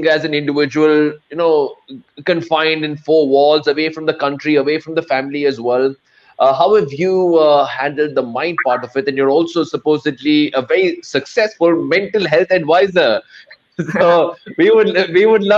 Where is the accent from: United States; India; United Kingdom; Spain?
India; as an Indian